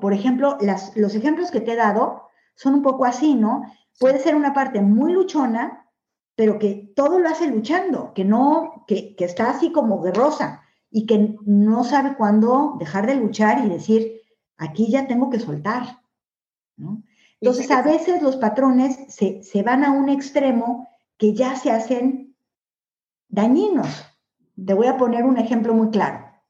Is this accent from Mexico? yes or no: yes; Mexico; moved away as an adult; now in Spain; nací en México y viví toda mi vida en México